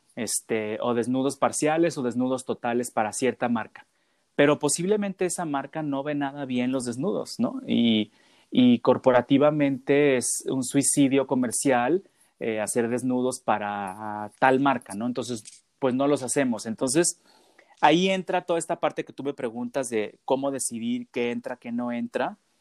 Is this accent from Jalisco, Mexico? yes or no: yes; Guadalajara, Jalisco, Mexico; soy de Guadalajara